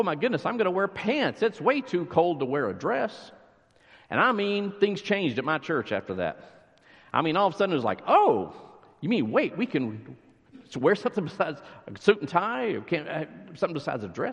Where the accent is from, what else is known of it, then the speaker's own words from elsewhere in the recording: near Lubbock, West Texas, United States; now in McKinney, United States; I grew up near Lubbock, so small town, West Texas